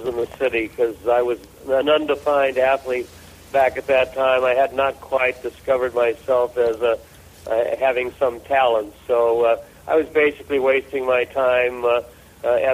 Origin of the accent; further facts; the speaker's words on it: Chicago, Illinois, United States; I was growing up on the Great South Side of Chicago